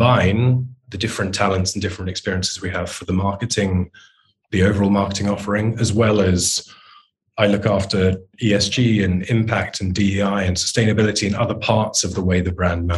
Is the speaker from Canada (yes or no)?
no; United Kingdom; I'm a British man in my 40s